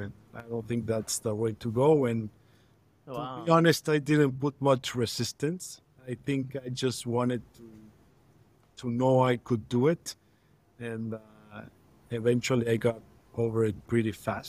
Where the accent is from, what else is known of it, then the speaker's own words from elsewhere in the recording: Mexico City, Mexico; I'm born and raised in Mexico City